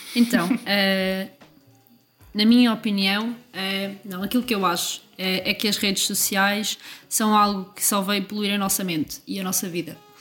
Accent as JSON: {"language": "Portuguese", "town": "Coimbra", "region": "Centro", "country": "Portugal", "said": "tenho dezoito anos e sou de Coimbra"}